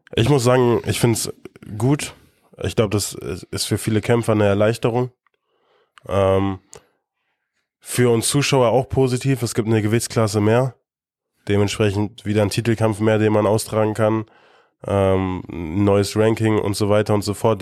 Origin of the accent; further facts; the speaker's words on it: Germany; wir sind Deutsche.